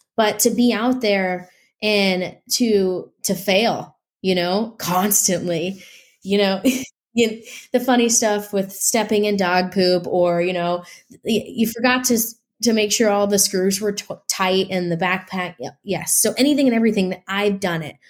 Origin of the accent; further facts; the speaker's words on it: Nebraska, United States; also born or lived in Midwest; now in Los Angeles, United States; I'm originally from Nebraska